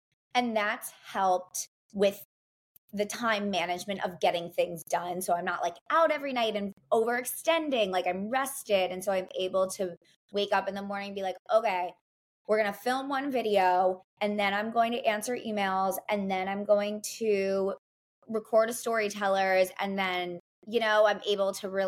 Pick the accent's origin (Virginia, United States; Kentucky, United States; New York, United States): New York, United States; Like when I hired a planner, I knew like as a New Yorker